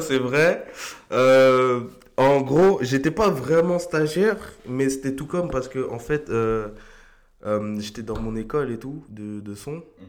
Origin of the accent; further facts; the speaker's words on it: Argenteuil, Île-de-France, France; also born or lived in La Varenne-Saint-Hilaire, Val-de-Marne; je viens d'Argenteuil, euh, j'y suis resté toute ma vie. Enfin, je suis arrivé, enfin, on est arrivé avec mes parents, j'avais 3 ans